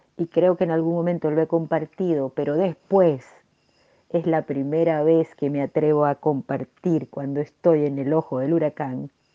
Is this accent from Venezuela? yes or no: yes; Venezuela; como diríamos en mi país, Venezuela